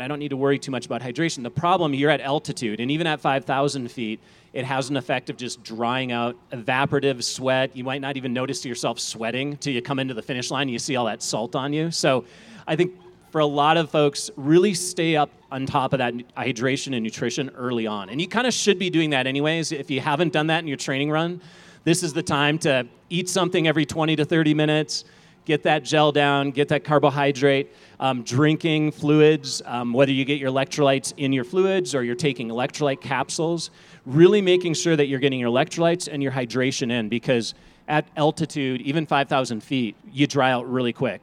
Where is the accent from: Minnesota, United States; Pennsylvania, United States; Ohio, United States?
Minnesota, United States; moved away as an adult; now in Colorado, United States; I'm a Midwesterner, I'm from Minnesota